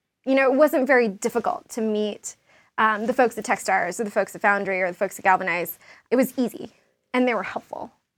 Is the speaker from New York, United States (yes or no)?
yes; New York, United States; I mean, I'm a New Yorker, I love it.